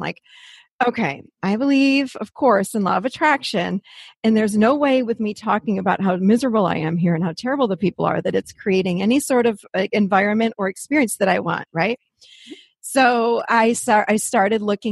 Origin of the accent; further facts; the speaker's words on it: Rochester, New York, United States; moved away as an adult; now in Nashville, United States; I'm actually born and raised in Rochester, New York, up North